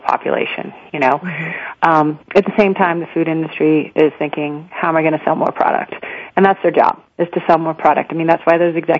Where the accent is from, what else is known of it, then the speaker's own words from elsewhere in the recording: Houston, Texas, United States; I'd been born and raised in Houston, Texas